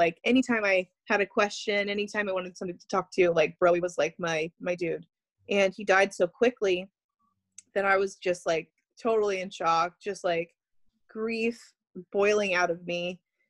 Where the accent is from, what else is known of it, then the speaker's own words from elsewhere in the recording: New York, United States; everyone likes me because I'm a New Yorker. I talk about New York stuff.